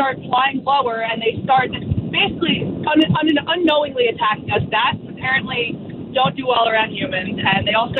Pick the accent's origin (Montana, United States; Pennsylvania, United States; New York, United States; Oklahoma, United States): New York, United States; Long Island; I grew up in Long Island in New York